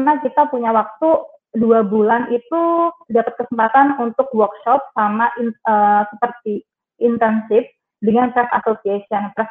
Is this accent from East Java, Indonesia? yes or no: yes; Trenggalek, East Java, Indonesia; aku besar dan lahir di Trenggalek, jadi asli Trenggalek. Uh, SD, SMP, SMA di Trenggalek.